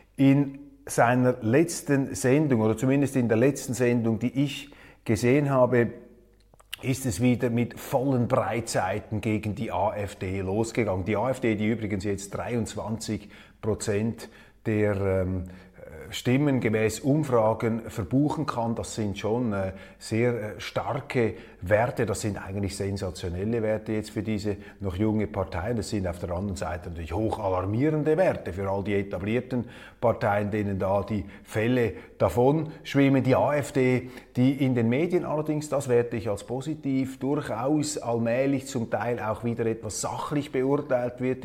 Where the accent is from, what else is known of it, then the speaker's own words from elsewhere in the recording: Switzerland; als Schweizer und wir Schweizer